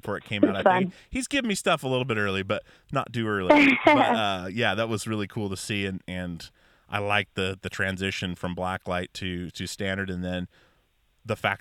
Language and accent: English; Alaska, United States; I grew up in Alaska fishing with my dad